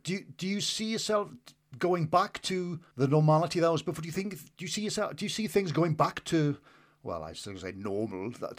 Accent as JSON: {"language": "English", "region": "North Rhine-Westphalia", "country": "Germany", "accent": "Westphalian", "said": "It's probably my Westphalian accent as well."}